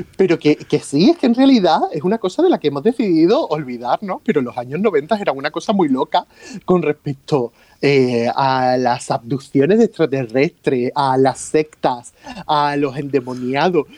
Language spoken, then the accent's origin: Spanish; Torremolinos, Andalusia, Spain; also born or lived in Rome; yo siempre he vivido eh, en, mi, Torremolinos, yo siempre he vivido en mi pueblo.